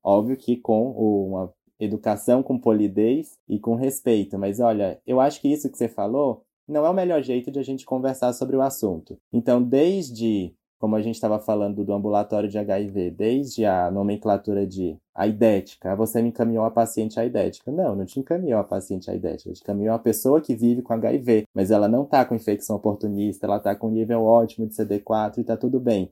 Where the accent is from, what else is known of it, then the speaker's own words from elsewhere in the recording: Teresina, Piauí, Brazil; moved away as an adult; now in São Paulo, Brazil; eu sou teresinense, eu nasci no Piauí